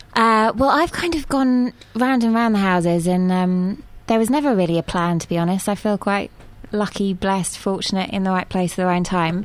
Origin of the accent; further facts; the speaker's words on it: England, United Kingdom; moved away as an adult; also born or lived in Mexico / Bermuda / Argentina / Spain; I'm from England.